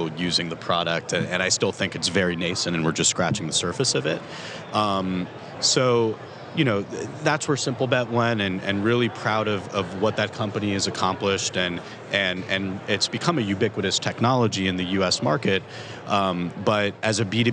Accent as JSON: {"language": "English", "town": "Miami", "region": "Florida", "country": "United States", "said": "I'm from Miami"}